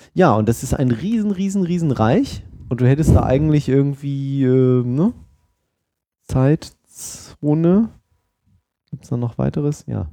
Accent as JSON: {"language": "German", "town": "Oldenburg", "region": "Lower Saxony", "country": "Germany", "accent": "Hannoverisch, Hochdeutsch", "moved": "yes", "said": "ich komme ja ursprünglich aus Oldenburg, das ist ja da oben bei Bremen"}